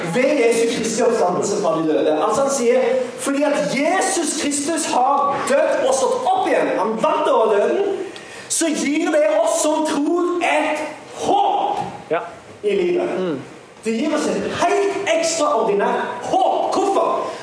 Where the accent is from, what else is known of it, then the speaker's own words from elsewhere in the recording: Sandnes, Rogaland, Norway; jeg er fra Sandnes